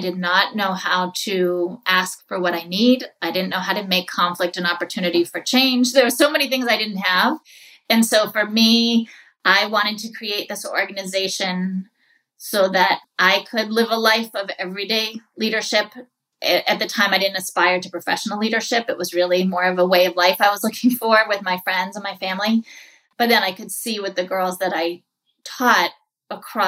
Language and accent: English; New England, United States; moved away as an adult; also born or lived in New York City; I grew up in New England